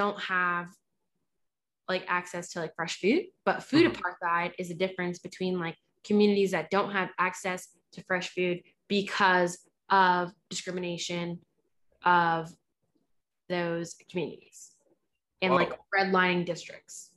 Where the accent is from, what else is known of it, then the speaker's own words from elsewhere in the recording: New Jersey, United States; I grew up in Jersey because my family wanted to get out of the hood